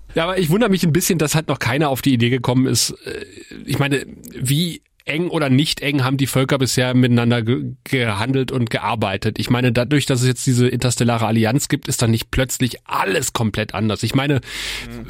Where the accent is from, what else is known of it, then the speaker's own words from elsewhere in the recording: Eifel, Germany; ich bin ja in der Eifel groß geworden